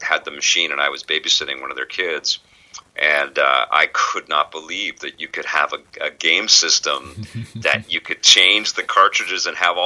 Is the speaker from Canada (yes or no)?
yes; Vancouver, British Columbia, Canada; There was a pool hall where I grew up in Vancouver in an area called Kitsilano